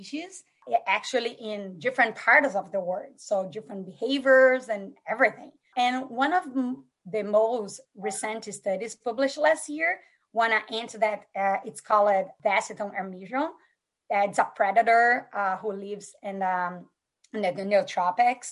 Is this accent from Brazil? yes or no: yes; Brazil; moved away; I grew up in Brazil, as I'm Brazilian